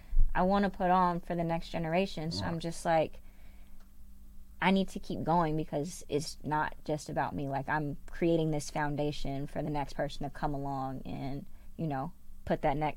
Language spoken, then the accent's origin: English; Canada; As a Canadian, you have 5 years of eligibility as opposed to four years over in here in the NCAA.